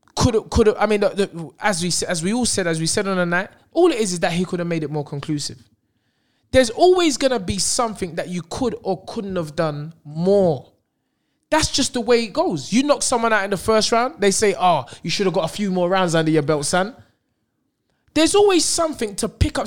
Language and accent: English; London, United Kingdom; also born or lived in Brixton